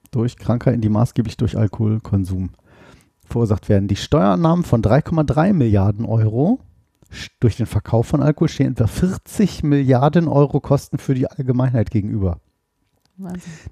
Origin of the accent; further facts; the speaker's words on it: Oldenburg, Lower Saxony, Germany; now in Hannover, Germany; Ich war in Oldenburg in meiner Heimatstadt, das sind so 180 Kilometer hier ungefähr